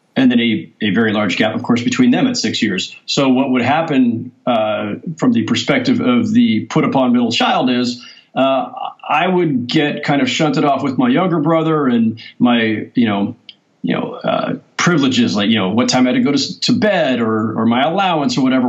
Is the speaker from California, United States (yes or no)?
yes; San Jose, California, United States; I'm growing up in San Jose in Silicon Valley